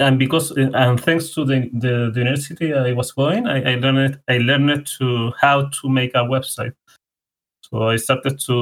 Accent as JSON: {"language": "English", "country": "Chile", "first_language": "Spanish", "second_language": "English", "said": "I'm from Chile. So for people that are listening, my main language is Spanish"}